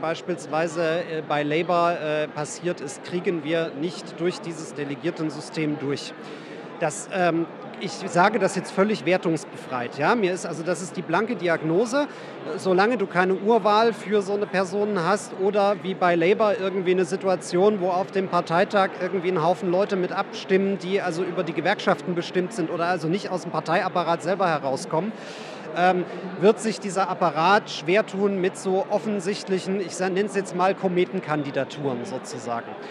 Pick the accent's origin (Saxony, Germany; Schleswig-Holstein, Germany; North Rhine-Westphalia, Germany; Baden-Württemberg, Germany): Saxony, Germany; moved away; also born or lived in Western Pomerania; ich komme aus Sachsen und habe dann lange in Vorpommern gelebt.